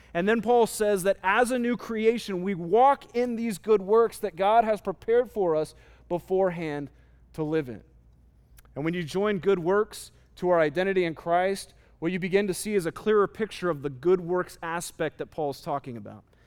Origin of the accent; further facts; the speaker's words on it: Phoenix, Arizona, United States; I grew up in Arizona, specifically in Phoenix